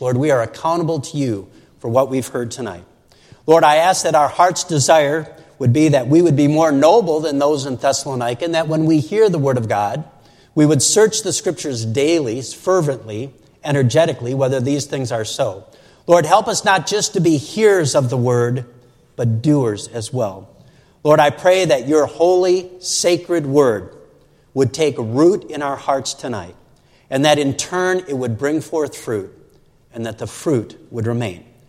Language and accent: English; Saint Paul, Minnesota, United States; two hours from my hometown of St. Paul and Minneapolis